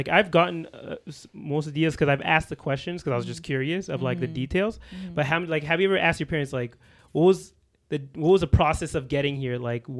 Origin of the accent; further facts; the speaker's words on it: Canada; We're from Canada.